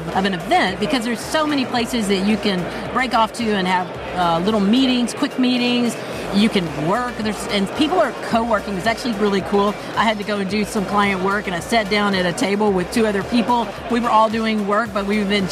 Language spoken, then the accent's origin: English; Houston, Texas, United States; I'm from Houston where NASA is